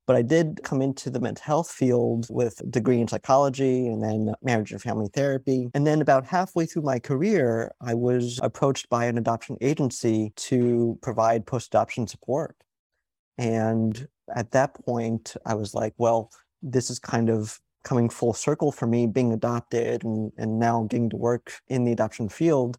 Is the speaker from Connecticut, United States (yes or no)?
yes; Connecticut, United States; also born or lived in New York; I was raised in New York and Connecticut